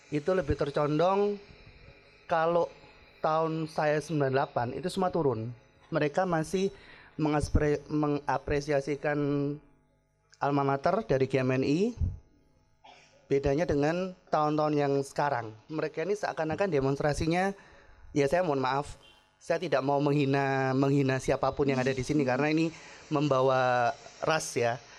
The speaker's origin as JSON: {"language": "Indonesian", "town": "Ambon", "region": "Maluku", "country": "Indonesia", "also_born_or_lived": "Surabaya / Tulungagung", "said": "Karena gini, saya dari Ambon. Saya pindah dari Jawa ini ada namanya adat istiadat dari Surabaya pindah ke Tulungagung."}